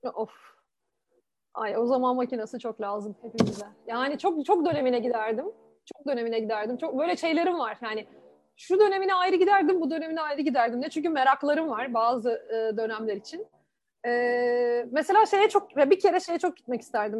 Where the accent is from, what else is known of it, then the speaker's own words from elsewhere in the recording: Susurluk, Balıkesir, Turkey; moved away as an adult; also born or lived in İzmir / Ankara; now in Istanbul, Turkey; Balıkesirliyim, Susurlukluyum hatta. Ee, orada doğdum. Ya orada doğmadım, İzmir'de doğdum ama orada büyüdüm.